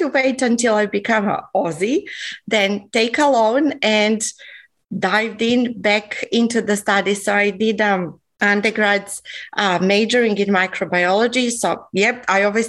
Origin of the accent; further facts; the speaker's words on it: Belgrade, Serbia; English is a second language; moved away as an adult; also born or lived in Australia; now in Sunshine Coast, Australia; I'm actually not originally from Australia. I come from Belgrade, Serbia.